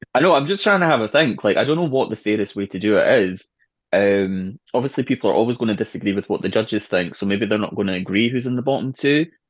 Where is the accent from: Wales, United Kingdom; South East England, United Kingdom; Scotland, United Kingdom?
Scotland, United Kingdom; Edinburgh; I'm from Edinburgh